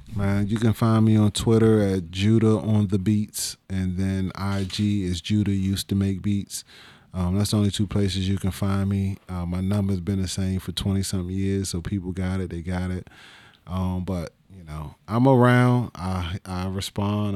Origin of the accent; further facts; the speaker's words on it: Washington, District of Columbia, United States; also born or lived in Capitol Heights, Maryland / Suitland, Maryland; I'm from Northeast